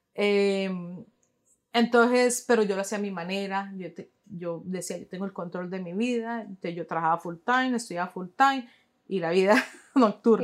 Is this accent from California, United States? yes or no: no; New York, United States; moved away as an adult; also born or lived in Boston / West Palm Beach, Florida / Cali, Colombia (parents); now in Jacksonville, United States; Nací en Nueva York